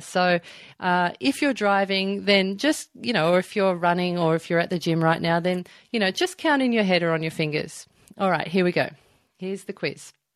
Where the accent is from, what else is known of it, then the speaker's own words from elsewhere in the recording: Melbourne, Victoria, Australia; now in Byron Bay, Australia; I live up in Byron Bay. I'm originally from Melbourne.